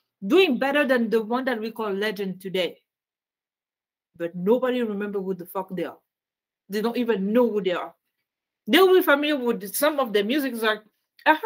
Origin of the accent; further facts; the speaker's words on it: Canada; I'm Canadian